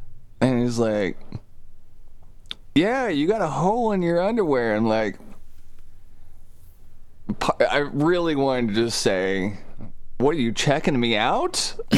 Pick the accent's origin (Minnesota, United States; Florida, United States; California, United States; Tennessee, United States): Tennessee, United States; Soddy-Daisy; I'm from Soddy fucking Daisy, Tennessee, man.